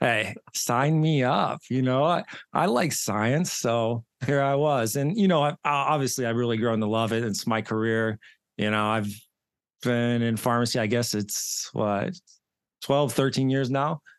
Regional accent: Johnstown, Pennsylvania, United States; now in Pittsburgh, United States; I grew up in Johnstown, Pennsylvania, so probably about an hour and a half east, uh, of Pittsburgh. I live in Pittsburgh now

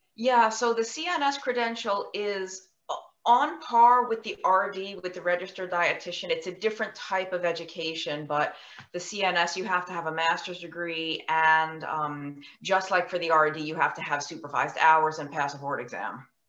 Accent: New York, United States; I was born and raised in New York.

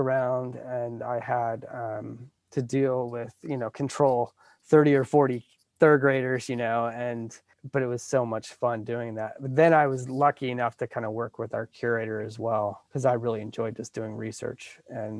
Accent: South Williamsport, Pennsylvania, United States; I grew up in South Williamsport, Pennsylvania, which is the home of the Little League World Series

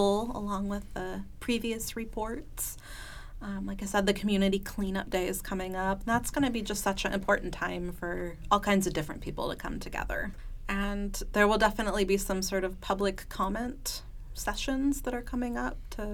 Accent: California, United States; moved away as an adult; now in Stillwater, United States; I grew up in California, a little ways away, and I moved here in 2014

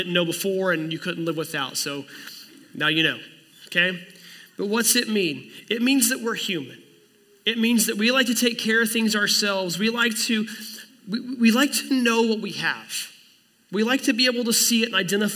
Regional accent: Oklahoma, United States; I was born in Oklahoma in 1982 to a man named Kelly and a woman named Kathleen

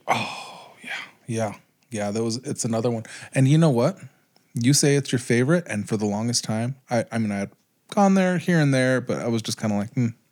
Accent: Pueblo, Colorado, United States; growing up in Pueblo

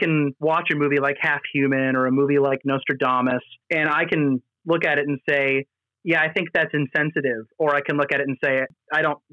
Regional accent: United States; me as an American

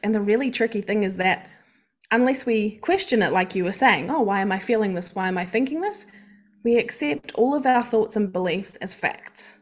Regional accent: New Zealand; moved away as an adult; now in Australia; I am from New Zealand, if you can't hear the accent, and I've lived in Australia for over ten years

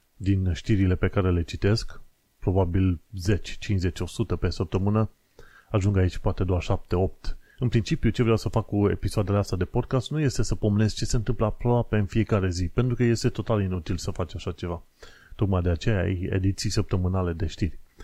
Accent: Romania; moved away as an adult; now in London, United Kingdom; am fost crescuți în România

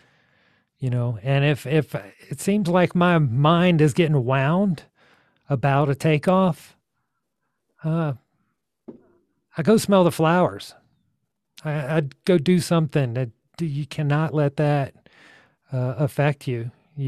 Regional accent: Georgia, United States; now in Taos, United States; I'm from Georgia originally

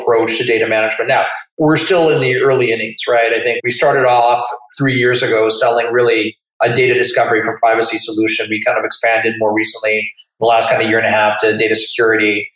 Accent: Manitoba, Canada; I come from Manitoba and we regarded ourselves as friendly

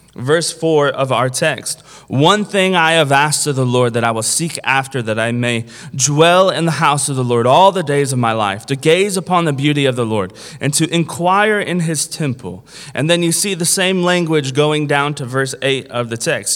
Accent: Kentucky, United States; I'm from Kentucky

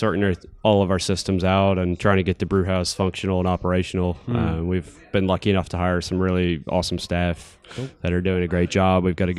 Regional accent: Charlotte, North Carolina, United States; moved away as an adult; also born or lived in Portland, Oregon; now in New Zealand; I grew up in Charlotte, North Carolina in the United States, and lived there until I was 18. And then as soon as I could, I was like, I'm out. So I moved to Portland, Oregon in 97.

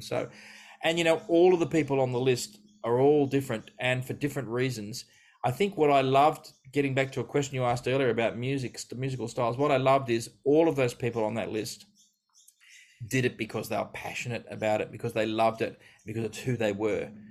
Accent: Australia; I grew up living in Australia

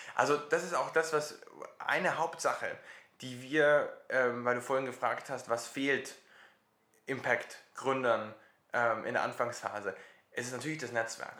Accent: Germany; bei uns in Deutschland

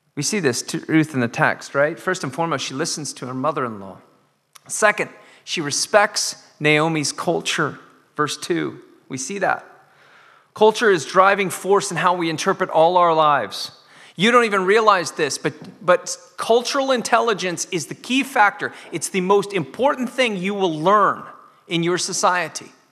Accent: United States; now in Dundee, United Kingdom; I'm an American in Dundee

